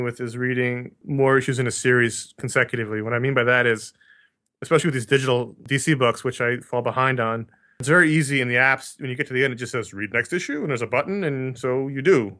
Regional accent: New York City, New York, United States; I grew up in New York City

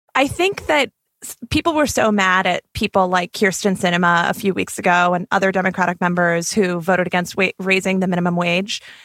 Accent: the West, United States; also born or lived in Arizona; as a Westerner, as a person who grew up going to school, going to public high school with dreamers

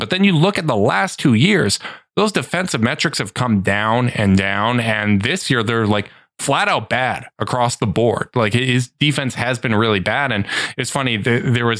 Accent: Canada; as a Canadian

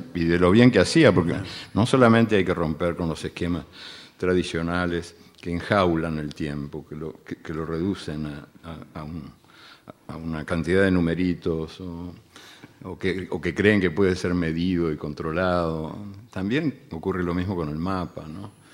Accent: Uruguay; also born or lived in Argentina; yo soy uruguayo y argentino también y bueno, y de muchos otros lugares

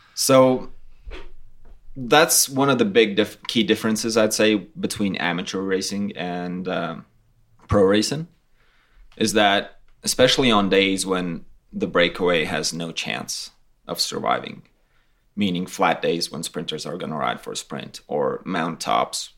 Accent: Latvia; we're from Latvia, it's totally flat

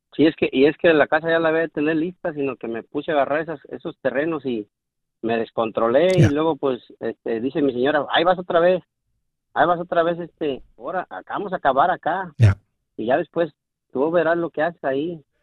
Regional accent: Mexico; now in Houston, United States; soy mexicano, vivo en Houston

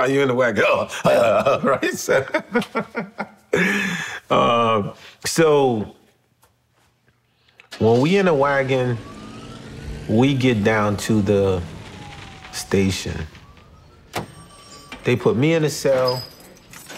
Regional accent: Haiti; now in New York City, United States; I'm from Haiti

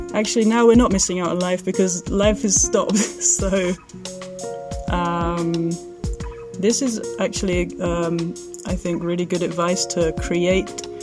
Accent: England, United Kingdom; moved away as an adult; now in Greece; we are an English and Syrian couple

